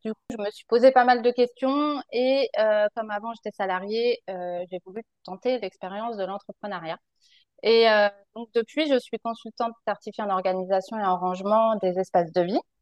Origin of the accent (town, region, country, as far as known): France; moved away as an adult